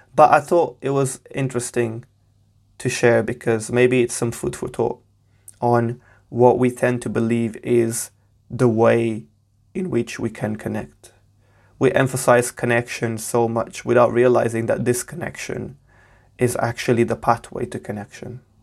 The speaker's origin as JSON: {"language": "English", "country": "Portugal", "tie": "born or raised there", "moved": "yes", "lives_now": "United Kingdom", "said": "I was born and raised in Portugal. I'm currently based in the U K."}